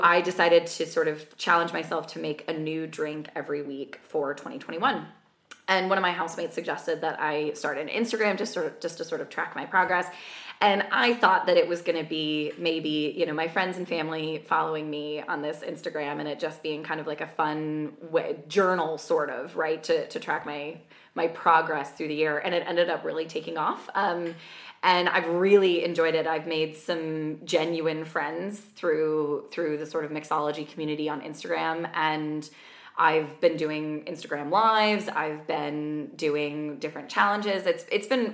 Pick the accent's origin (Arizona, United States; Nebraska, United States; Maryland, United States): Maryland, United States; Washington, D.C. area, hometown next to Rockville; moved away as an adult; now in London, United Kingdom; I'm from the Washington, D.C. area